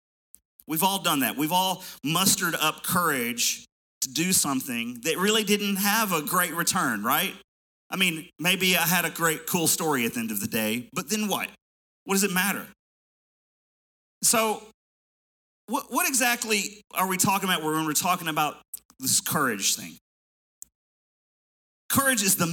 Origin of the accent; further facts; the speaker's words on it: Middle Tennessee, United States; I grew up here in Middle Tennessee